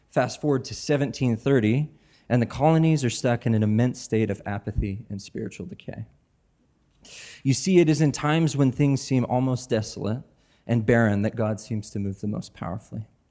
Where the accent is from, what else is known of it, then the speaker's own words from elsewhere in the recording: Spokane, Washington, United States; now in Portland, Maine, United States; I grew up in Spokane. I lived here for about fifteen years.